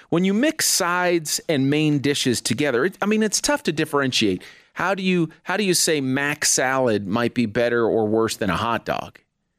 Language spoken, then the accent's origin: English; New Jersey, United States; I'm originally from New Jersey.